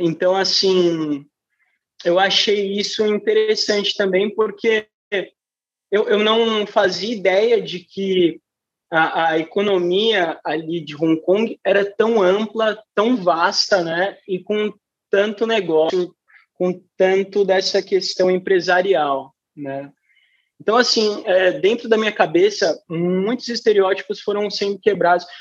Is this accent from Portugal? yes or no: no; São Paulo, Brazil; eu sou de São Paulo